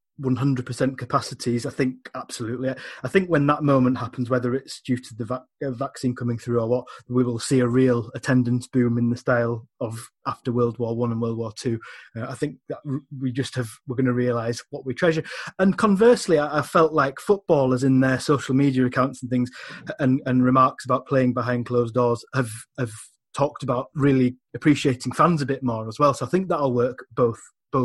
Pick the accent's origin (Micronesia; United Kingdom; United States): United Kingdom; England; moved away as an adult; now in Scotland; as an Englishman